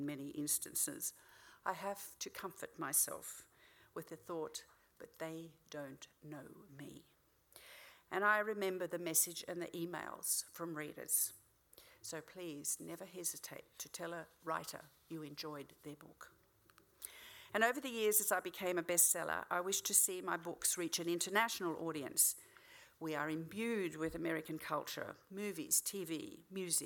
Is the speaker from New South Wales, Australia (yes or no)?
yes; New South Wales, Australia; in my hometown